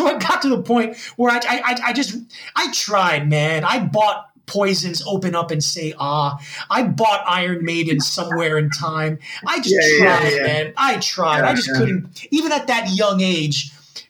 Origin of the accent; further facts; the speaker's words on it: Union City, New Jersey, United States; now in Gwangju, South Korea; I was born in Union City, New Jersey in 1975.